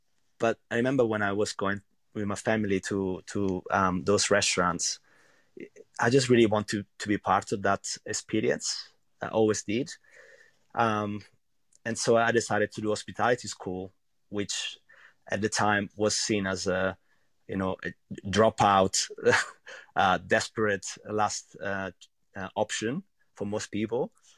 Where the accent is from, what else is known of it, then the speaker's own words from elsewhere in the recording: central Italy, Italy; English is a second language; Well, I'm from a really small village, actually, in central Italy. And I don't know, it's a place where there are many really simple restaurants